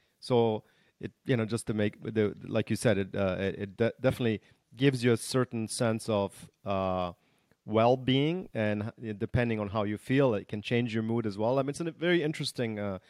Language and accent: English; Germany; also born or lived in Canada / United States; You know, I was raised in Germany and in Canada and the US.